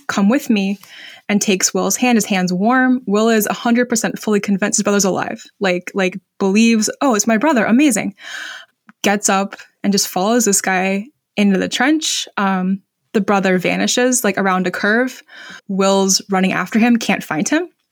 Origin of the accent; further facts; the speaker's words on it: Vermont, United States; my home state of Vermont